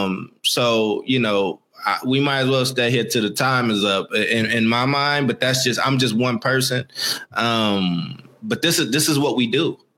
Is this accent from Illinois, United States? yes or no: yes; Maywood, Illinois, United States; born there; I was born in Maywood, Illinois. Okay. It's a suburb of Chicago